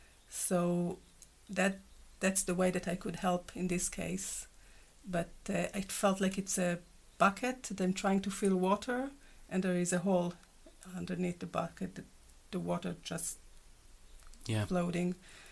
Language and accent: English; Israel; English is a second language; moved away; You know. My accent.